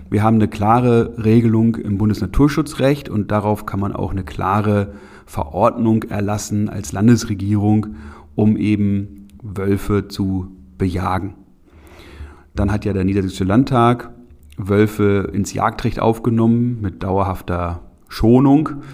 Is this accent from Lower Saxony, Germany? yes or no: yes; Lüneburg Heath, Lower Saxony, Germany; bei uns in der Lüneburger Heide